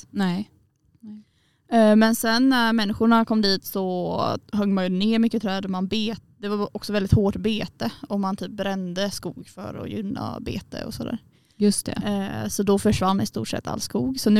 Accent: Småland, Sweden; now in Umeå, Sweden; men är från början från Småland.

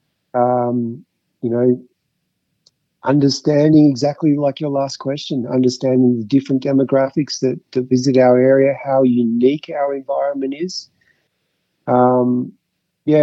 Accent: Mount Beauty, Victoria, Australia; also born or lived in Fitzroy, Melbourne / Croydon, Melbourne; now in Falls Creek, Australia; growing up in Mount Beauty and going to high school in Mount Beauty

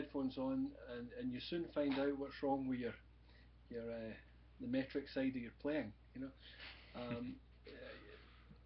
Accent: Glasgow, Scotland, United Kingdom; also born or lived in Paisley / Blackburn, West Lothian; I was originally born in Paisley, which is to the west of Glasgow. I was mainly brought up in the Glasgow area

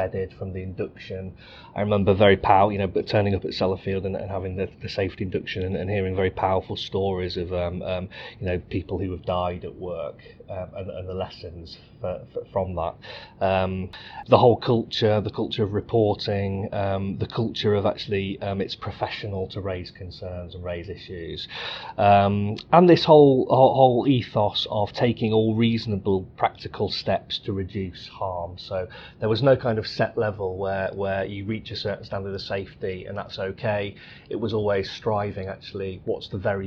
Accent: Cosby, East Midlands, United Kingdom; moved away as an adult; also born or lived in Leeds; I was born in the Midlands in a little village called Cosby, where I was brought up.

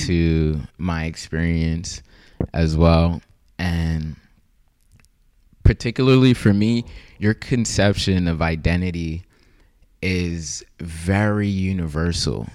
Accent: Haiti; I'm from Haiti.

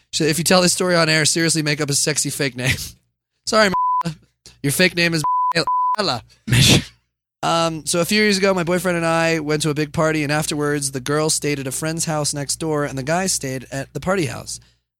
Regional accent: California, United States; Also, I'm from the Bay Area.

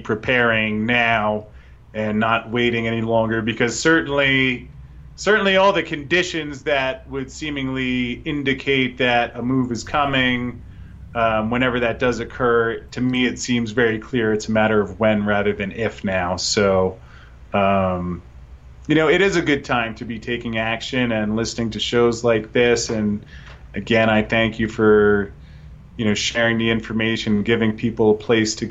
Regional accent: United States; I say this as an American who I love where I live

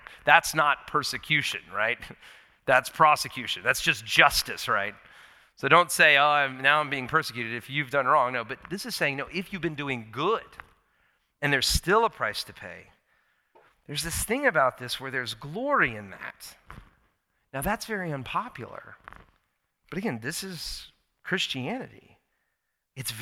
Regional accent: United States; I'm an American. I love my country

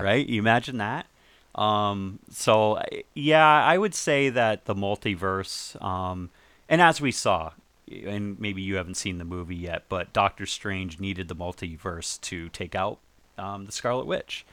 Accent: New England, United States; moved away; also born or lived in Northport, Long Island, New York / Maine; I lived in, I lived there, I grew up in New England

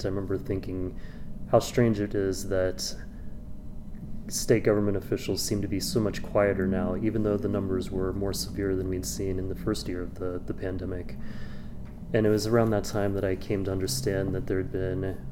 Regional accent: Kansas, United States; I grew up in Kansas

